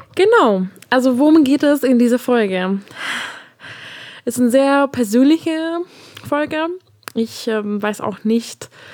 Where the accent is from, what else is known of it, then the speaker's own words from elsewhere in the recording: Hungary; German is a second language; moved away; Also ich komme ja aus Ungarn und meine erste Fremdsprache war Deutsch, äh, weil ich Englisch schon zu Hause gelernt habe